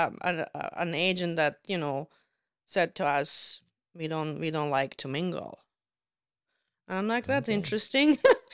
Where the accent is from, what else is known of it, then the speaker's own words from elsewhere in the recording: Toronto, Ontario, Canada; now in Penetanguishene, Canada; I say that because I came from Toronto. You don't feel that very much in big cities, but in a smaller community